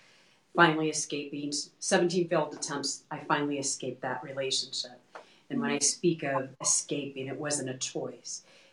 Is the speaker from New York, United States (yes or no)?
no; Texas, United States; now in Colorado, United States; So we're originally from Texas and we moved from point A to point B.